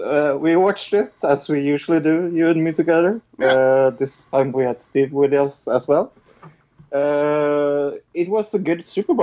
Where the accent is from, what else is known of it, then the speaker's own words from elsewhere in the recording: Norway; I'm from Norway.